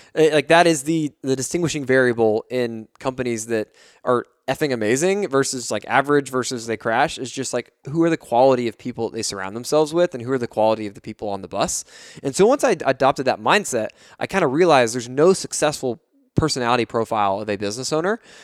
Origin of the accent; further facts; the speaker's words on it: Fort Worth, Texas, United States; D F W, where I'm from, I'm from Fort Worth.